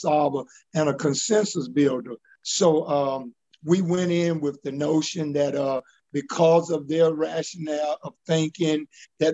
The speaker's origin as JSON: {"language": "English", "town": "Augusta", "region": "Georgia", "country": "United States", "tie": "born or raised there", "said": "I grew up in Southside Terrace, graduated from college"}